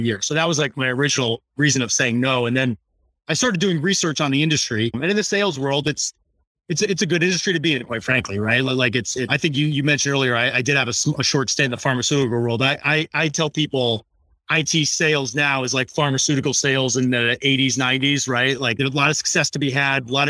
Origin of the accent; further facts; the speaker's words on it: Connecticut, United States; now in Lyndhurst, New Jersey, United States; I'm actually new to New Jersey. I'm originally from Connecticut.